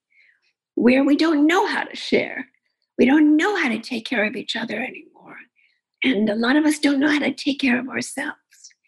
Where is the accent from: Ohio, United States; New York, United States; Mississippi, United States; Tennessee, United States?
New York, United States; New York City; I grew up in Queens and went to public schools